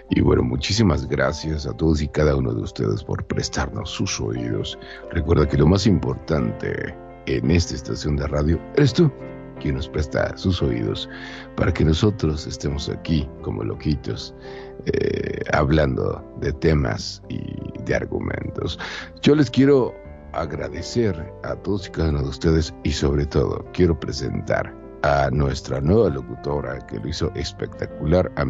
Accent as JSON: {"language": "Spanish", "town": "Monterrey", "region": "Nuevo León", "country": "Mexico", "tie": "born or raised there", "said": "perdón por haber nacido en Monterrey"}